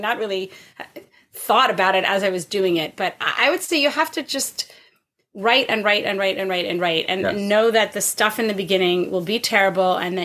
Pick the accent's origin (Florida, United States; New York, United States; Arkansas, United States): New York, United States; Huntington Station; moved away as an adult; also born or lived in Boston; now in Canada; grew up out on Long Island, actually, in Huntington Station. Yeah. And then I spent 18 years in Boston before coming to Canada